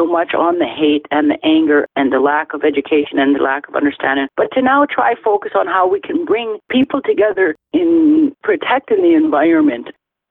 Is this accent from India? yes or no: yes; India; Something my mother encouraged me was to never, ever to forget who I am as an Indian